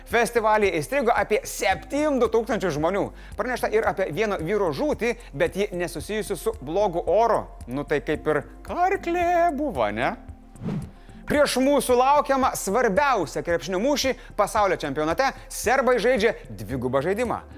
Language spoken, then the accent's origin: Lithuanian; Lithuania